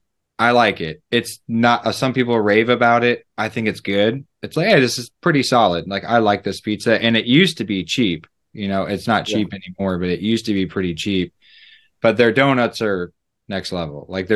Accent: Midwest, United States; I'm from the Midwest

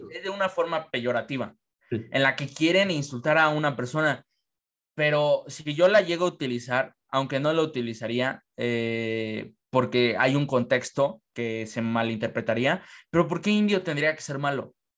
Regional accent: Mexico; somos mexicanos, nos unimos por gastronomía, cultura, nación, costumbres

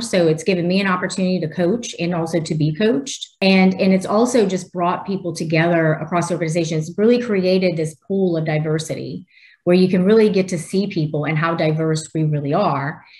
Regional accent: New Orleans, Louisiana, United States; I live in Louisiana, born and raised in New Orleans

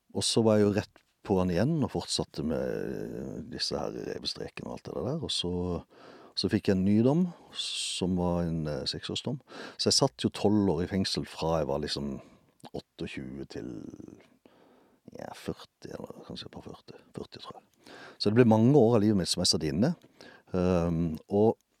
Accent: Justvik, Agder, Norway; Jeg vokste opp utenfor byen her et sted som heter Justvig.

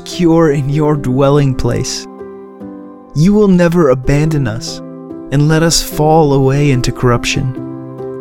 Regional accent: Cleveland, Ohio, United States; moved away as an adult; also born or lived in Louisville, Kentucky; I grew up in Cleveland, Ohio, and my wife and I moved away about 5 years ago

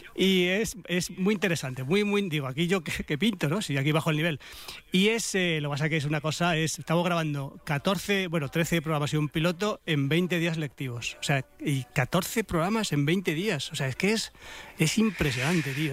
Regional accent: Madrid, Community of Madrid, Spain; qué secos soy los madrileños

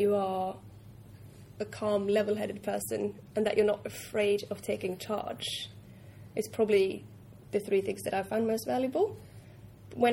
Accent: Norway; moved away; I'm from Norway, I'm used to being very direct

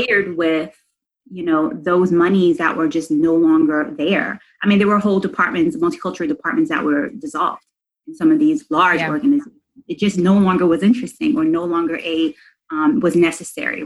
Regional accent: New York City, New York, United States; I'm from New York City

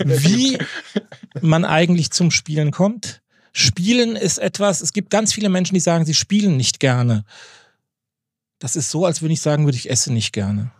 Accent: Darmstadt, Hesse, Germany; moved away as an adult; also born or lived in Jork, Lower Saxony; now in Northern Germany; Ich bin gebürtig aus Darmstadt, mhm. also aus dem Rhein-Main-Gebiet

